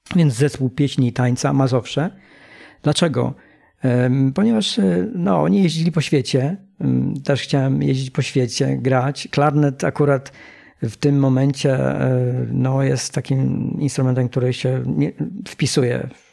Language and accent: Polish; Polkowice, Lower Silesian Voivodeship, Poland; Wychowałem się y, w takim, z takiej społeczności mm, górniczej. Mm, mieszkałem w Polkowicach